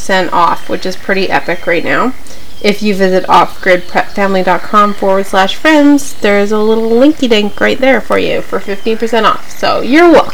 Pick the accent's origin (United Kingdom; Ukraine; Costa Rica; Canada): Canada; we're Canadian. So I'm just coming at you from Canada